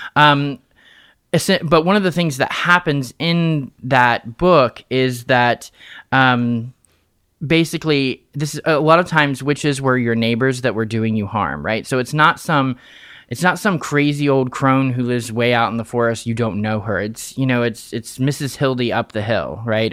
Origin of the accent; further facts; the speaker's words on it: Fairmont, West Virginia, United States; I was born and raised in Fairmont, West Virginia